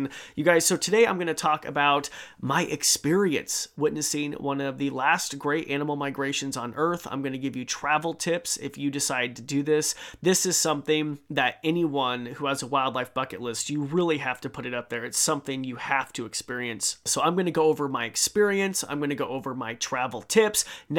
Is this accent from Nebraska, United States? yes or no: yes; Nebraska, United States; I'm from Nebraska. I've never heard of this.